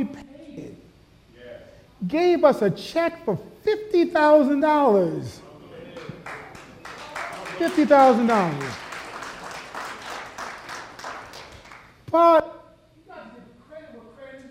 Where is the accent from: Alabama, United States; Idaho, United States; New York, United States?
New York, United States; Buffalo; now in Phoenix, United States; I'm from Buffalo, New York